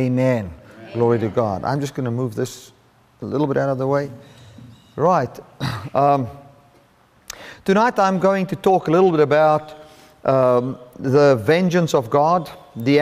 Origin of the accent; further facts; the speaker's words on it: Cape Town, Western Cape, South Africa; I'm from the Cape Town area